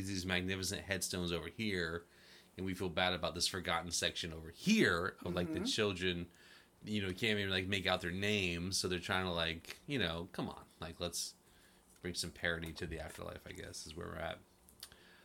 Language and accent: English; Florida, United States; moved away; I'm from Florida